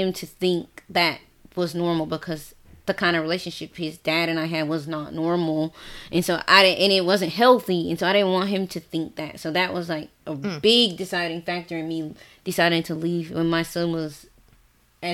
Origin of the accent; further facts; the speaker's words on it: the South, United States; moved away; I'm from the South